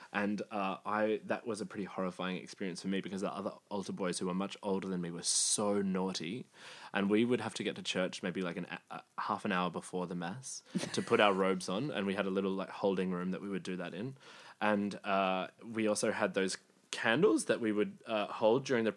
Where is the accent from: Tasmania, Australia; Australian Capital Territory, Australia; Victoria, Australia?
Victoria, Australia; Dandenong; I grew up in Dandenong too.